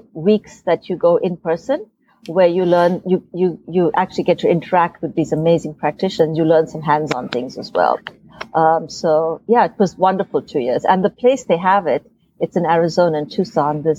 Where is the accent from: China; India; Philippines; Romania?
India; moved away as an adult; now in United States; growing up in India